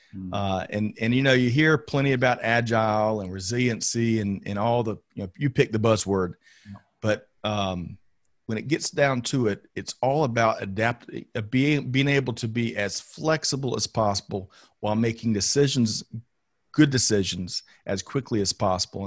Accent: Aiken, South Carolina, United States; born and raised in Aiken, South Carolina

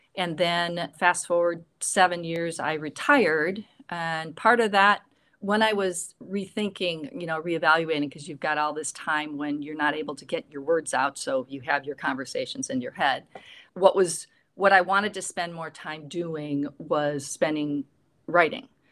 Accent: Midwest, United States; growing up in the Midwest

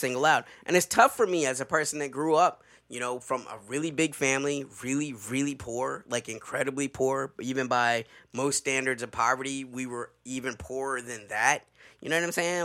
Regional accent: the South, United States; a Southerner

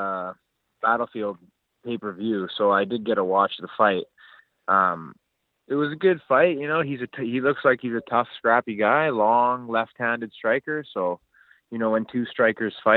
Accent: Vancouver, British Columbia, Canada; now in Squamish, Canada; I was born and raised in South Vancouver. I went to John Oliver High School

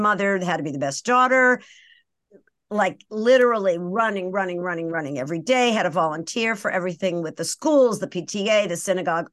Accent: Brookline, Massachusetts, United States; now in Marin County, United States; I was born and raised in Brookline, Massachusetts, which is just outside of Boston

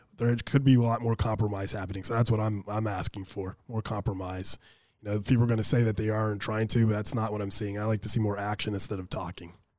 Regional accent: Anchorage, Alaska, United States; I graduated from East High School, grew up in East Anchorage

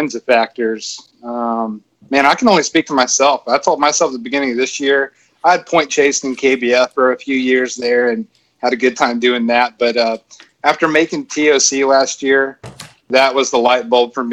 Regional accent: Florence, Alabama, United States; I'm from Florence, Alabama

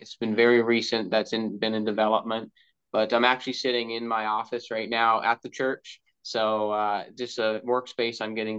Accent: Bonavista, Newfoundland and Labrador, Canada; also born or lived in Gander; I was born in Gander, Newfoundland, was raised in Bonavista, Newfoundland, very far east of Newfoundland.

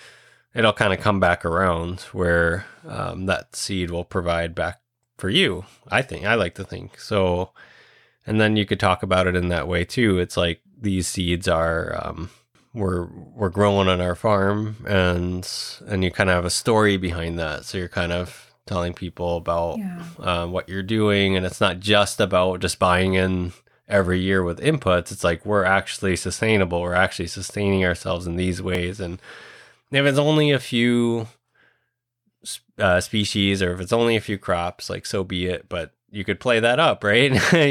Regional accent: Puerto Rico; Somebody reached out from Indiana and said, hey, like, I'm from Puerto Rico too, and we grow that seed.

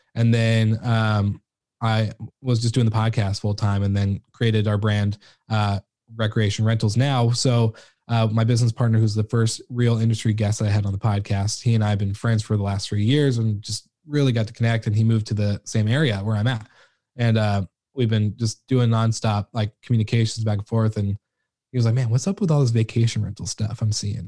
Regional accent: Washington, United States; in my hometown, like, I'm in the middle of, uh, Seattle and the, the Canadian border, so pretty, like, a small town that no one's really heard

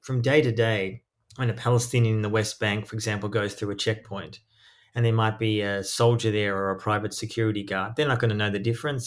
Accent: Australia; moved away; also born or lived in East Jerusalem; I was born in Australia, but I lived often overseas.

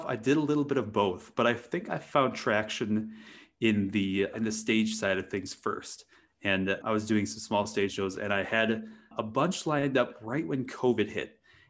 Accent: Wisconsin, United States; growing up in Wisconsin in a very rural area

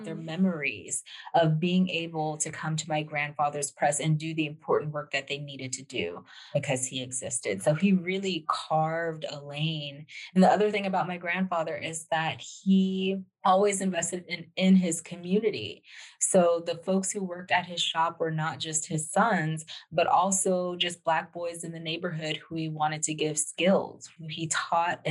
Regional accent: Los Angeles, California, United States; growing up in Los Angeles

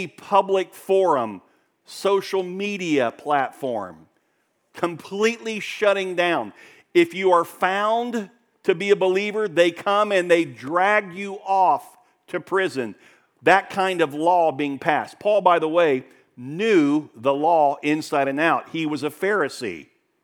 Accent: Daytona Beach, Florida, United States; I grew up in Daytona Beach

